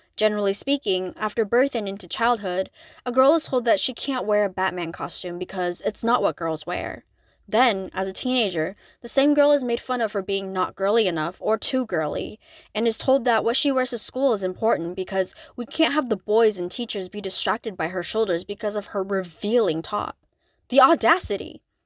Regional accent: United States; as an Asian American

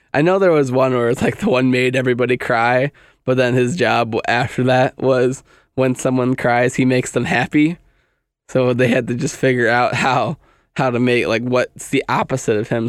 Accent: United States; I'm American

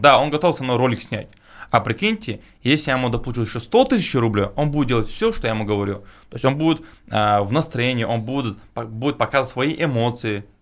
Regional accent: Chechnya, Russia; я кавказец, тем более, ну, с Чечни

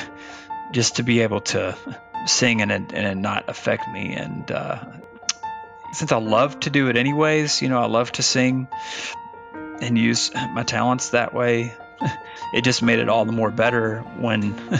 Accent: Arkansas, United States; moved away as an adult; also born or lived in Virginia; Branson, Missouri was about an hour and a half north of where I grew up in Arkansas

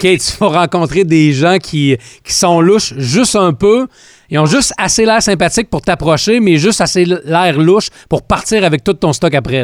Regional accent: Quebec, Canada; chez nous au Québec

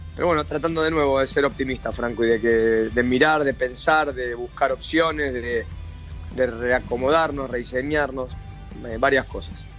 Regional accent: Argentina; nosotros como argentinos

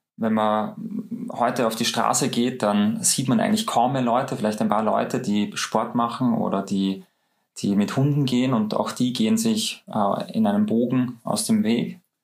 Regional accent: Austria; bei uns in Österreich

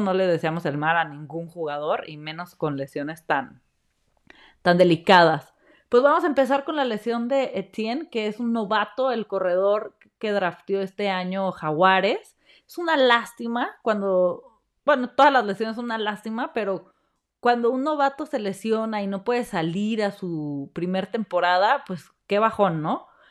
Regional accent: Mexico; como mexicanos

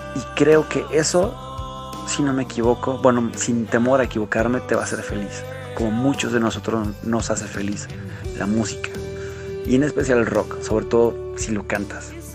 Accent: Querétaro, Mexico; soy un cantante queretano

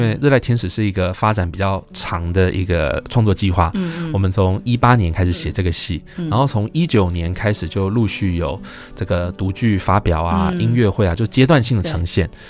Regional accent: Taichung, Taiwan; 我台中人还好

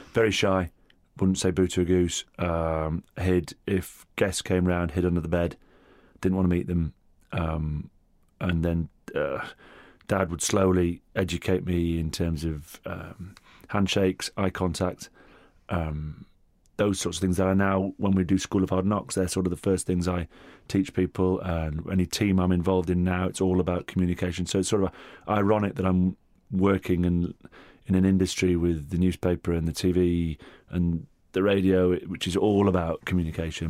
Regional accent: Hurst Green, North West England, United Kingdom; first language Italian; also born or lived in Rome, Italy; Little village called Hurst Green, um, about three quarters of a mile from a school that my mother and father both taught at, which was Stonyhurst College

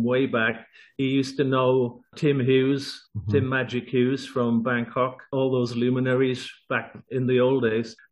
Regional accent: Wales, United Kingdom; moved away as an adult; now in Bali, Indonesia; I'm actually from Wales in the UK

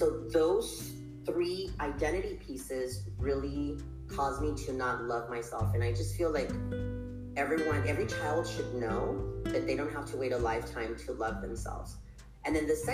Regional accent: El Paso, Texas, United States; also born or lived in Ciudad Juarez, Chihuahua, Mexico; I'm from El Paso, Ciudad Juarez, Chihuahua. I always say that I'm from both

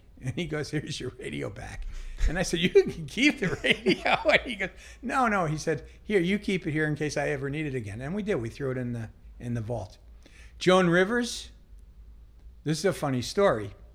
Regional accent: Las Vegas, Nevada, United States; moved away; also born or lived in Long Island, New York; I grew up in Las Vegas. Grew up in Las Vegas

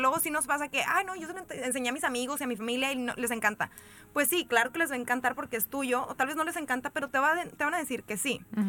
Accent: Monterrey, Nuevo León, Mexico; soy de Monterrey

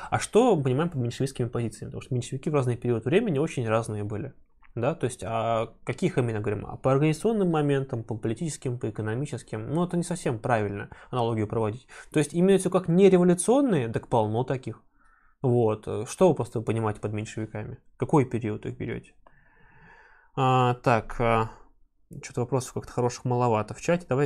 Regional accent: Novosibirsk, Novosibirsk Oblast, Russia; Я из Новосибирска.

